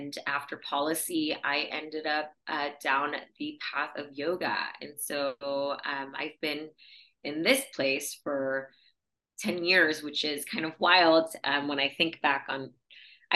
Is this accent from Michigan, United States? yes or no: yes; Michigan, United States; moved away as an adult; also born or lived in India; now in Indianapolis, United States; I've spent most of my childhood adult growing up and graduated from high school in Michigan